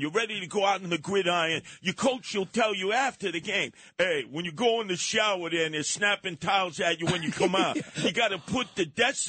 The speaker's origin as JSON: {"language": "English", "country": "United States", "said": "I'm American. He said, I could tell by the way you're speaking."}